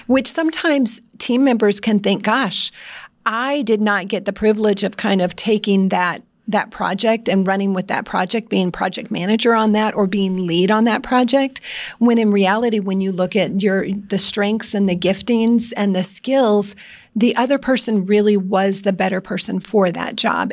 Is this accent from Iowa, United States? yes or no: yes; Iowa, United States; I'm from Iowa